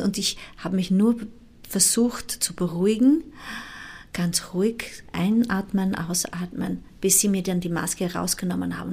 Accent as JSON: {"language": "German", "country": "Timor-Leste", "tie": "born or raised there", "said": "ich bin im, äh, im Osttimor geboren, das mhm. ist eine mhm. ex-portugiesische Kolonie"}